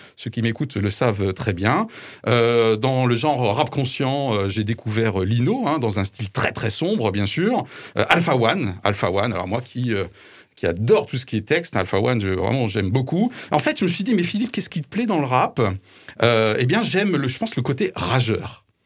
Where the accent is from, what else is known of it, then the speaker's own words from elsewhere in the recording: France; en tant que Français, entre guillemets, euh, classique peut-être, 51 ans, blanc